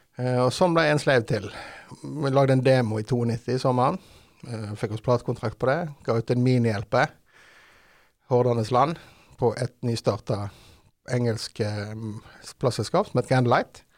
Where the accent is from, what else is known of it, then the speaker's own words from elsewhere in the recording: Haugesund, Rogaland, Norway; Vi kommer fra Haugesund, jeg og vokalist eh, …